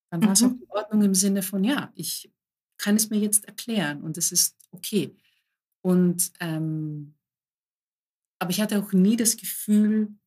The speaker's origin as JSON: {"language": "German", "country": "Greece", "said": "mein Hintergrund ist, ich bin Griechin, griechische Eltern und ich wurde immer so erzogen"}